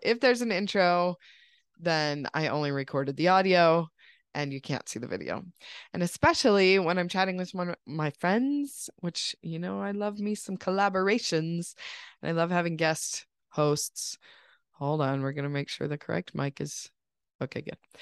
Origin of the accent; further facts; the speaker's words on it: United States; growing up in this country